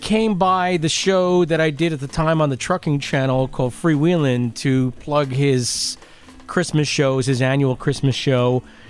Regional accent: Lindenhurst, New York, United States; I was from Lindenhurst.

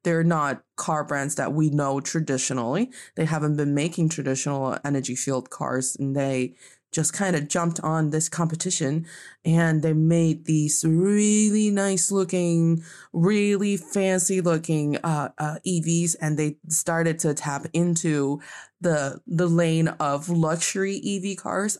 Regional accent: Changchun, Jilin, China; now in Beijing, China; my hometown

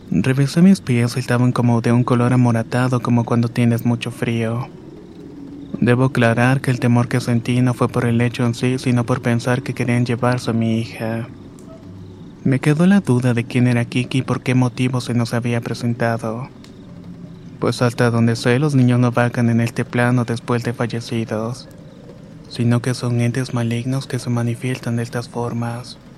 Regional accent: El Salvador; now in Los Angeles, United States; Vivo en la ciudad de Los Ángeles, California desde hace 18 años pero soy originario de El Salvador.

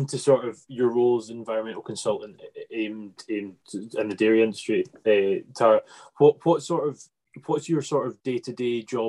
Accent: Scotland, United Kingdom; I'm from Scotland

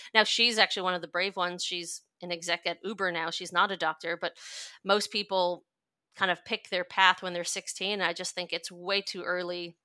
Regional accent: New York, United States; moved away as an adult; also born or lived in California; now in Australia; I'm a New Yorker, born and bred, and lived there until I was eighteen

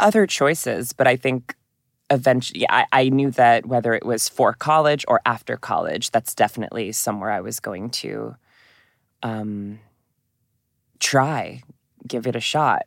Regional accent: Newton, Massachusetts, United States; moved away as an adult; also born or lived in New York; my hometown in Newton, Massachusetts

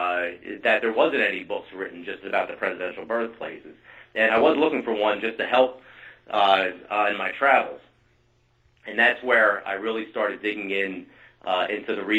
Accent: New Jersey, United States; I'm from New Jersey

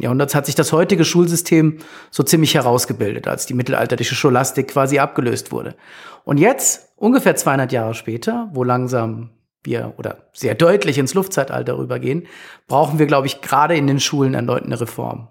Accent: Frankfurt, Hesse, Germany; Für mich als Frankfurter

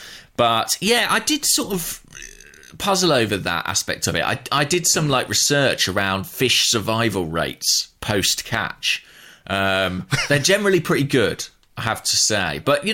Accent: Borehamwood, East of England, United Kingdom; My hometown club, Boreham Wood.

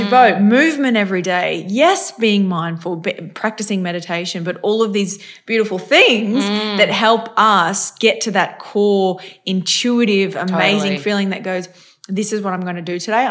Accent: North Queensland, Australia; I'm from North Queensland

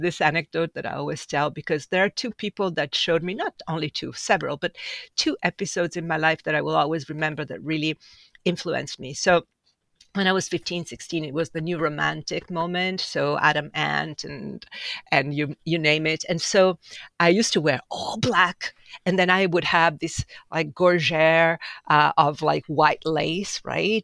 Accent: Milan, Lombardy, Italy; moved away as an adult; also born or lived in Sardinia / Ferrara; now in New York, United States; grew up most of my life in Milan.

